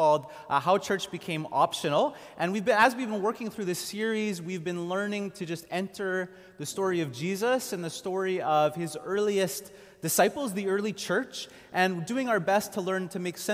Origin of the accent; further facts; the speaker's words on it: Montreal, Quebec, Canada; I grew up in Montreal going to a small Anglican church